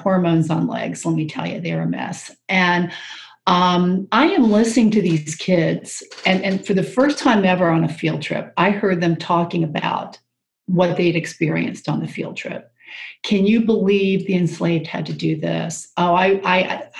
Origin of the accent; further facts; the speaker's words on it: Jacksonville, Florida, United States; moved away as an adult; also born or lived in Hawaii; now in Maryland, United States; I actually grew up in Jacksonville, Florida